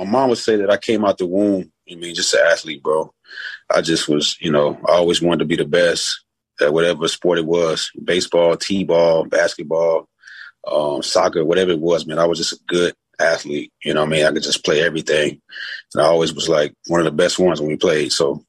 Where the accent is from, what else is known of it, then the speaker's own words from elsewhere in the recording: San Antonio, Texas, United States; moved away as an adult; also born or lived in El Paso, Texas; now in Chicago, United States; I'm in Chicago now, but I'm born and raised in San Antonio, Texas. Went to school at the wonderful UTEP. Played 5 years at UTEP, man. So I kind of consider El Paso where I grew up